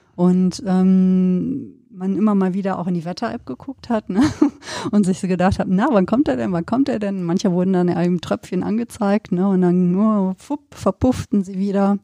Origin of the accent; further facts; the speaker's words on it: Sauerland, North Rhine-Westphalia, Germany; now in Cologne, Germany; habe ja auch meine, meine Kindheit da auf dem Land verbracht, dann im Sauerland